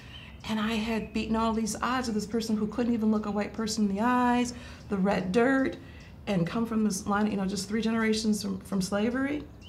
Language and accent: English; Deep South, United States; I come from the Deep South. I come from a Jim Crow area.